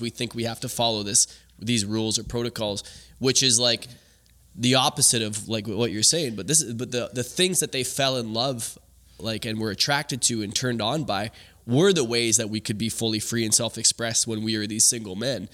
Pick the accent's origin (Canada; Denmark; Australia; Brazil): Canada; growing up in Canada